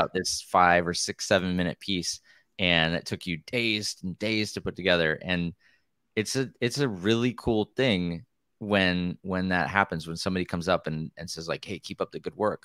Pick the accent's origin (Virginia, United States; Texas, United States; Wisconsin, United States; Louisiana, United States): Wisconsin, United States; moved away as an adult; also born or lived in Pennsylvania; now in Oregon, United States; I grew up in Wisconsin where there's actually quite a bit of cross-country trails and stuff